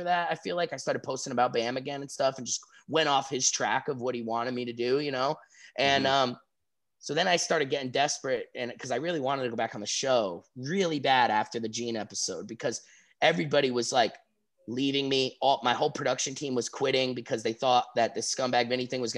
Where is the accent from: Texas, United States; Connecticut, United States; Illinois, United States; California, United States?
Connecticut, United States; East Haven; now in Orlando, United States; I'm from East Haven. I'm from East Haven.